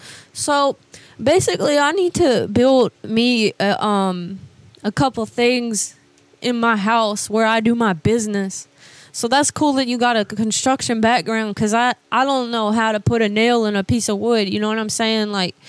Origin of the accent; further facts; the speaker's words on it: Georgia, United States; Well, I grew up in Georgia, actually, but I just moved down here not that long ago